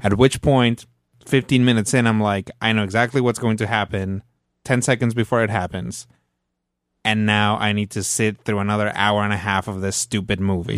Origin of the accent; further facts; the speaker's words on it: Mexico; moved away; I grew up in Mexico, so I watched Plaza Sésamo